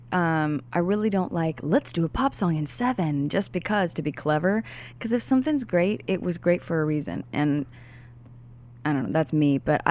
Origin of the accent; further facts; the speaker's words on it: Pocatello, Idaho, United States; also born or lived in Boise; I was born in Boise and I was raised in Pocatello.